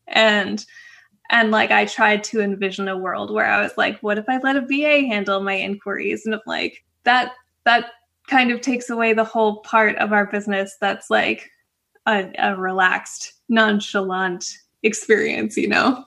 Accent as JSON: {"language": "English", "country": "Canada", "also_born_or_lived": "Florida", "moved": "as an adult", "said": "I'm originally from Canada"}